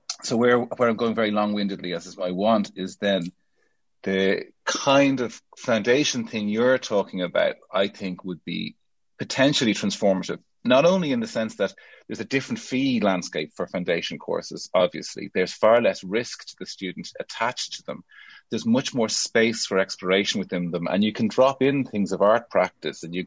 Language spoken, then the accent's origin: English; Ireland; now in United Kingdom; As an Irish person from a post-colonial country